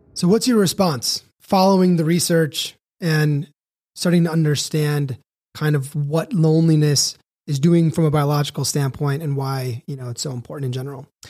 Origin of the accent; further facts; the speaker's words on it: Chicago, Illinois, United States; moved away as an adult; also born or lived in Elko, Nevada; I had to move from my hometown of Chicago, Illinois, population twelve million, to a place called Elko, Nevada